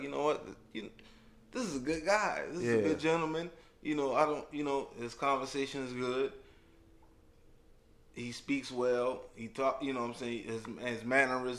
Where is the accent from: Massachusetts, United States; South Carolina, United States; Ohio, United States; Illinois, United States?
South Carolina, United States; we grew up in South Carolina